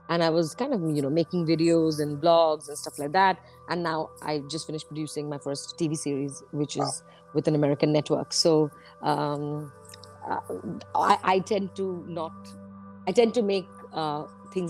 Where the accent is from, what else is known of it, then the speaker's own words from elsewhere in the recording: India; now in London, United Kingdom; As an Indian person